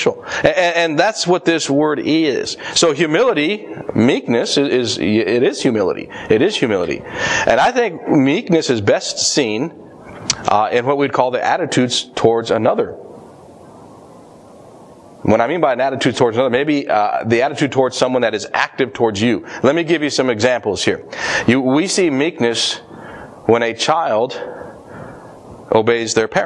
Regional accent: Colorado, United States; moved away; I grew up in Colorado

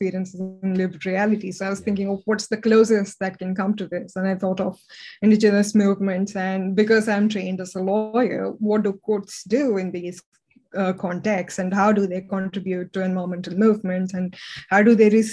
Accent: India; moved away; I grew up in India

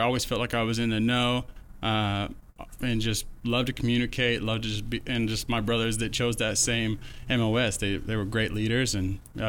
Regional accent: Oregon, United States; moved away; I was born and raised in Oregon.

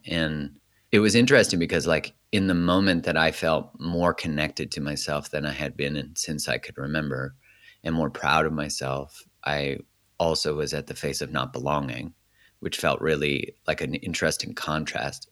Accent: Calgary, Alberta, Canada; so I grew up in Canada. I was born in Calgary

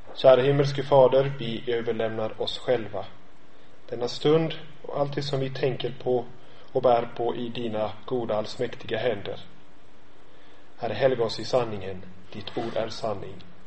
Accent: Gothenburg, Västra Götaland, Sweden; Jag kommer från, från Göteborg.

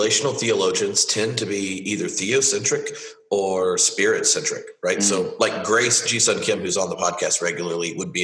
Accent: the South, United States; moved away as an adult; now in Edinburgh, United Kingdom; as a rural Baptist growing up in the South

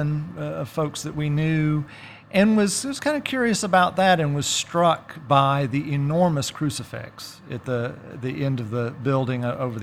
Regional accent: DeLand, Florida, United States; moved away as an adult; now in Athens, United States; I'm a native of DeLand, Florida

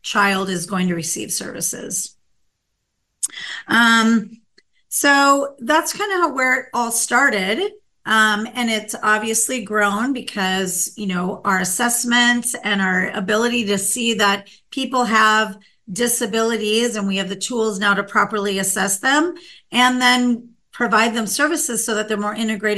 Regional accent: Minnesota, United States; now in California, United States; I grew up in Minnesota, and we had what was called a state hospital in my local town

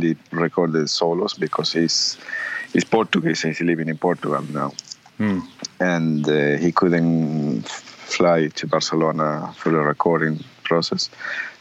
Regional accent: Uruguay; born or raised there; moved away

